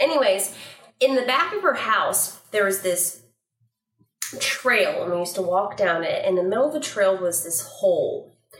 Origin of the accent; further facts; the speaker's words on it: Northern California, United States; I grew up in Northern California